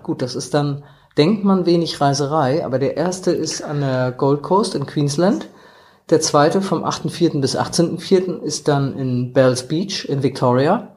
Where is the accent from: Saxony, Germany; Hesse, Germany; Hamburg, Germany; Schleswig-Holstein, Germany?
Hamburg, Germany; wir Hamburger